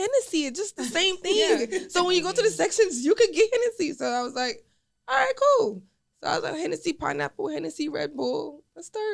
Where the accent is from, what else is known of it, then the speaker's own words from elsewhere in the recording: Jamaica; I'm from Jamaica